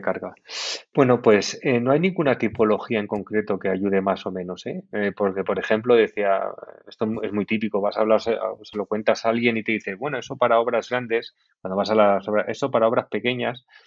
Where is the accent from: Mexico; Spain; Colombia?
Spain; Valencian Community; yo que soy valenciano